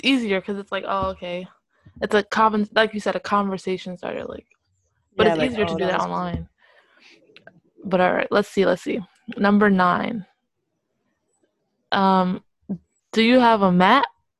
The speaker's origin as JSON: {"language": "English", "region": "New Jersey", "country": "United States", "said": "we're from Jersey."}